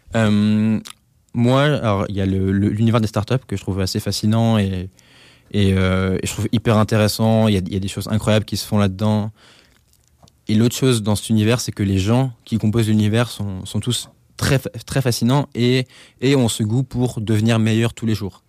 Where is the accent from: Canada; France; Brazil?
France; Alsace, Grand Est; Chez moi, en Alsace